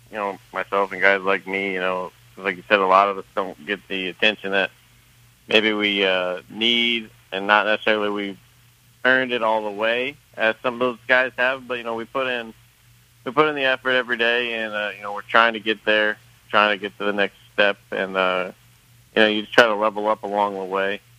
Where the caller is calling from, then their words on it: Louisville, Kentucky, United States; Uh, I'm in Louisville.